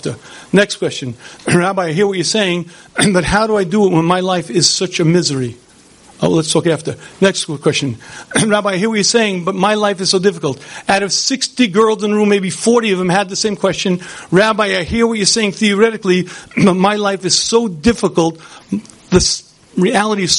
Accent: United States; I grew up in the United States of America in the 1960s

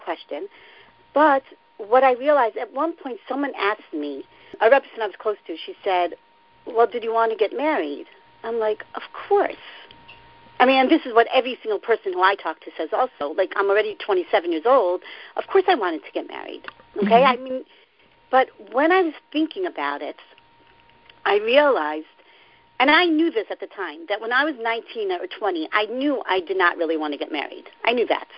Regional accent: Baltimore, Maryland, United States; moved away as an adult; now in Israel; I'm from Baltimore.

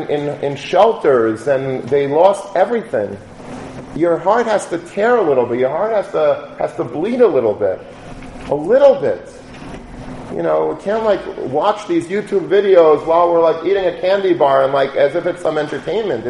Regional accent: Long Beach, New York, United States; I grew up in Long Beach.

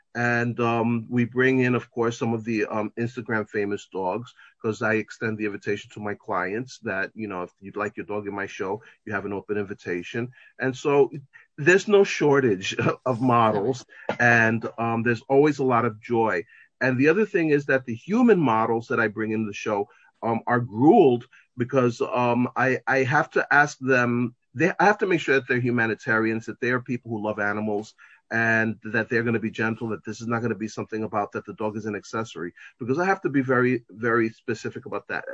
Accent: New York, United States; I'm from here in New York. I was born and raised in New York.

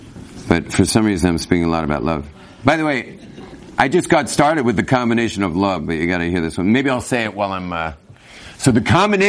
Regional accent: Los Angeles, California, United States; Where I grew up in West LA in the 1970s, they just kind of, it was kind of like, grow up.

